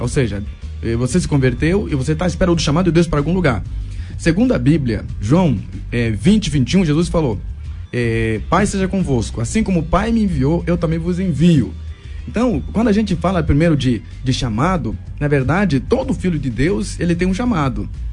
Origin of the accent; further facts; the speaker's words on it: Angola; Portuguese is a second language; moved away as an adult; also born or lived in Luanda, Angola; now in Brazil; Mesmo eu que vim de Angola, vim passar aqui no Brasil